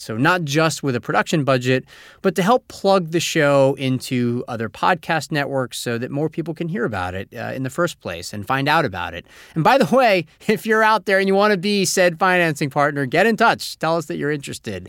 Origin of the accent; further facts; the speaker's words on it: Monterrey, Nuevo León, Mexico; I'm from Monterrey, Mexico